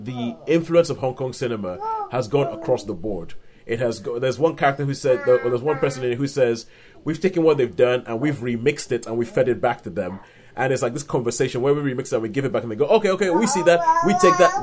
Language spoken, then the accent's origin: English; Nigeria; I'm Nigerian, and we grew up in Nigeria